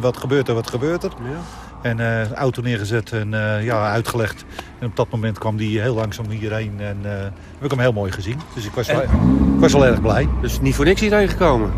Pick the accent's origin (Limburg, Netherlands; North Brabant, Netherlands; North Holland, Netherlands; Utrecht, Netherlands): North Holland, Netherlands; Huizen; Ik kom uit Huizen bij Hilversum